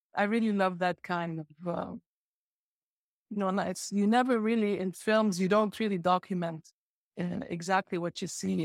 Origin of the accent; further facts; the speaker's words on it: Beirut, Beirut Governorate, Lebanon; also born or lived in Jordan / Nablus / San Francisco; growing up in Lebanon